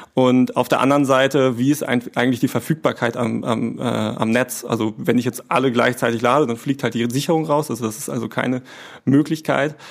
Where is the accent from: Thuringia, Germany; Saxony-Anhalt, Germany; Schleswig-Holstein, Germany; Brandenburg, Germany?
Schleswig-Holstein, Germany; Kappeln; also born or lived in Kiel; now in Flensburg, Germany; ich bin in Kappeln geboren tatsächlich, ähm, habe in Kiel studiert, also bin auch nicht so weit gekommen, ähm, bin immer treu geblieben äh, in Schleswig-Holstein